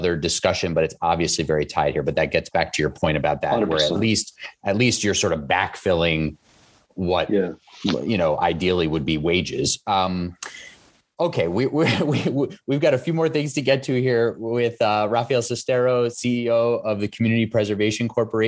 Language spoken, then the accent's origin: English; New York City, New York, United States; I live along Coney Island Boulevard and I grew up in Flushing and Whitestone